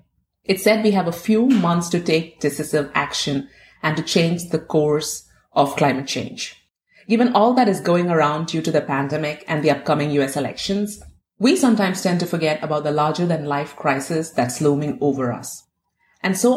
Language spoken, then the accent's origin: English; Kerala, India; I am from Kerala